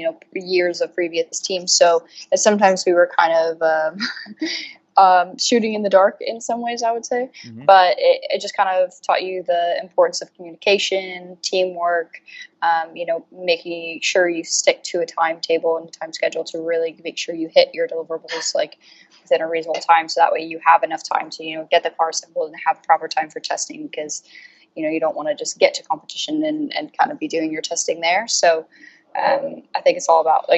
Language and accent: English; Colorado, United States; moved away as an adult; now in United Kingdom; Definitely not from the UK. I'm from Colorado originally.